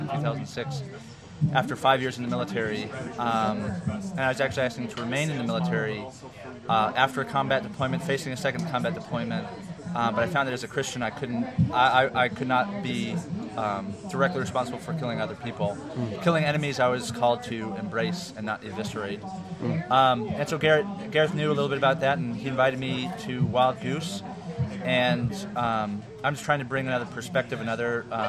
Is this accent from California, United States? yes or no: yes; Orange County, California, United States; growing up in Orange County, where we have the Crystal Cathedral